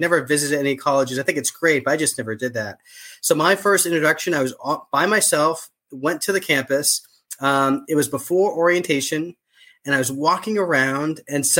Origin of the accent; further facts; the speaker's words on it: Boston, Massachusetts, United States; So I was born and raised in Boston, rarely left the city. I used to have an accent. My family still does, but I lost my accent because I've been gone for so long.